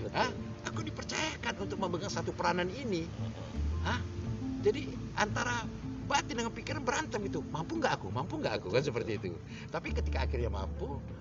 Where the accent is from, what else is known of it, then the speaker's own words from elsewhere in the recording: Medan, North Sumatra, Indonesia; ini tempat kelahiran aku